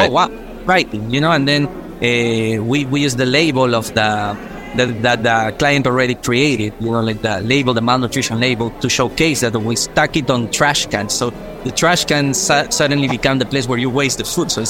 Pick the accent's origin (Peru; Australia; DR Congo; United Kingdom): Peru; moved away as an adult; also born or lived in Singapore / Paris / Amsterdam; now in New York, United States; we come from Peru.